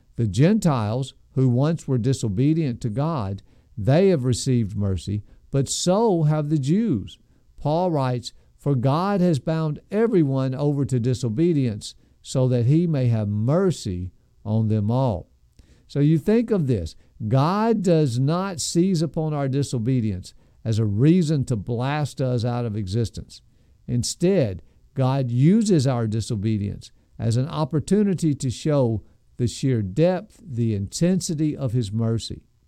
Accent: United States; as American Christians

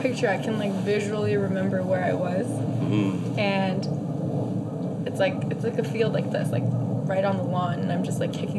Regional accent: San Jose, Costa Rica; born there; I was born in San Jose, Costa Rica.

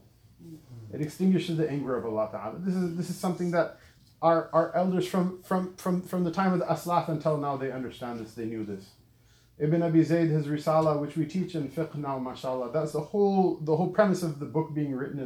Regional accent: Southern California, United States; also born or lived in Lahore, Pakistan; I grew up in Southern California

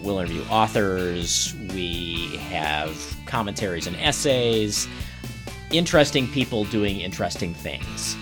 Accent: Maryland, United States; moved away as an adult; also born or lived in Boston, Massachusetts / upstate New York / Iowa / Flagstaff, Arizona; now in Wauwatosa, United States; I live in Wauwatosa. I am not from Wauwatosa. I grew up in Maryland

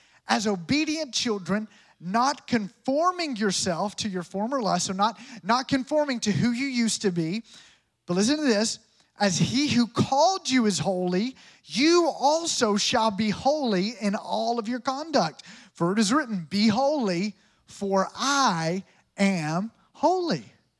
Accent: Tampa, Florida, United States; Come on, we're from Tampa. We love a good blackened grouper sandwich.

